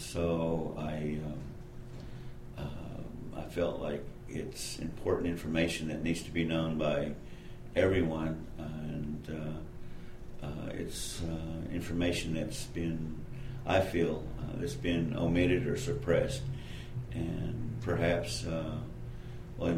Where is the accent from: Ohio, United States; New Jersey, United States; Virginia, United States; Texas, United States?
Texas, United States; Odessa; moved away as an adult; also born or lived in Pecos, Texas; now in Austin, United States; I was born in Pecos, raised in Odessa.